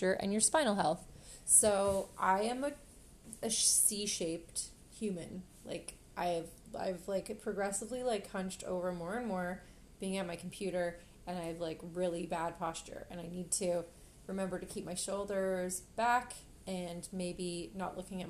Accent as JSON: {"language": "English", "country": "Canada", "said": "We're Canadian"}